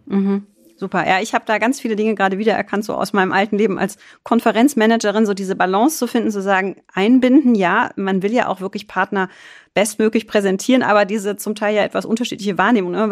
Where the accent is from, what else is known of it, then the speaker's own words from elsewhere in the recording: Düsseldorf, North Rhine-Westphalia, Germany; ich gebürtige Düsseldorferin